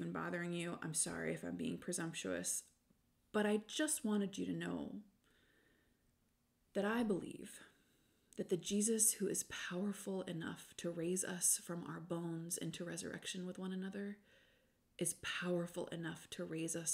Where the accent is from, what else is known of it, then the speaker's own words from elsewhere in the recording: United States; I'm also American.